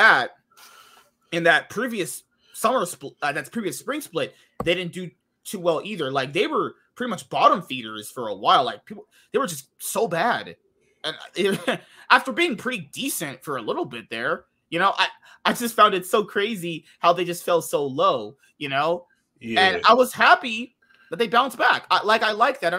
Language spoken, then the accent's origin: English; United States; I'm just American